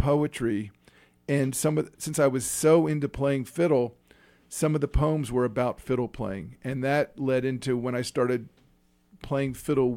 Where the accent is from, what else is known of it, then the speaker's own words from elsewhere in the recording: East Coast, United States; moved away as an adult; also born or lived in North Carolina; I grew up in the East Coast